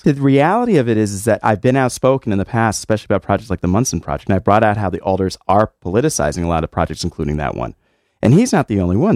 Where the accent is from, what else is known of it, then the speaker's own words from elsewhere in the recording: West Hartford, Connecticut, United States; now in New Haven, United States; I'm a West Hartford kid, so I'm not from New Haven.